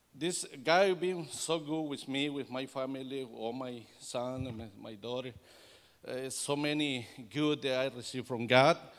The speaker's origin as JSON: {"language": "English", "country": "El Salvador", "second_language": "English", "moved": "yes", "said": "I am Hispanic from El Salvador, Central America"}